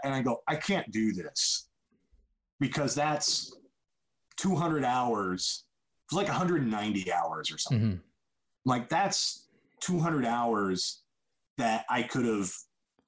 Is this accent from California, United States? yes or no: no; Indiana, United States; moved away as an adult; now in Los Angeles, United States; I've lived here for 25 years. I'm not originally from here. I'm from Indiana